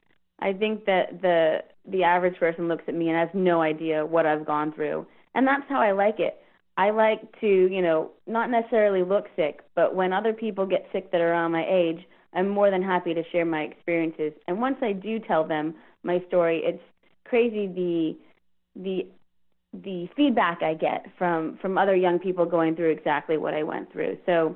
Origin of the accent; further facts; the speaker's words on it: Houston, Texas, United States; also born or lived in Virginia; and so I was in Virginia, and I'm from Houston, and so I'm like, what can I do with my degree for the time being until I find another job?